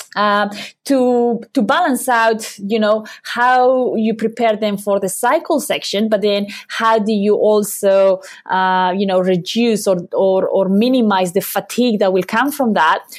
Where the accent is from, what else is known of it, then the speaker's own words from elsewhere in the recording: Basque Country, Spain; moved away as an adult; also born or lived in Cheltenham, United Kingdom / Loughborough, United Kingdom; I'm from the Basque country, uh, in Europe